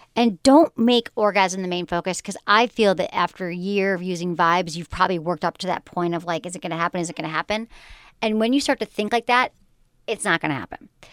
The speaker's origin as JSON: {"language": "English", "region": "Michigan", "country": "United States", "tie": "born or raised there", "also_born_or_lived": "California", "moved": "yes", "said": "I was, like, a nice girl from Michigan."}